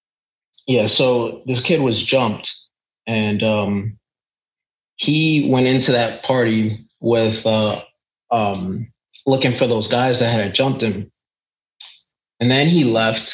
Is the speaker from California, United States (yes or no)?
no; New York, United States; I grew up in a suburban area in New York